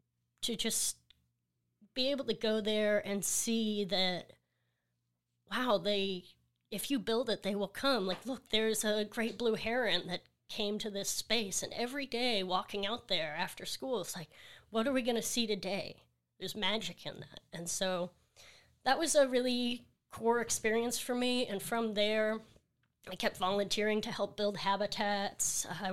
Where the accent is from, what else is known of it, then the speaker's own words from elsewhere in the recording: Seabrook, Texas, United States; So I'm from Seabrook, Texas. El Lago is the name of the neighborhood, and it's right next to NASA, so a lot of science in that community.